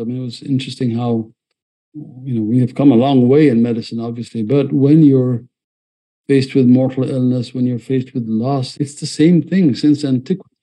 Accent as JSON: {"language": "English", "country": "Ethiopia", "moved": "yes", "lives_now": "United States", "said": "I escaped you know, uh, a country that was imploding in Ethiopia"}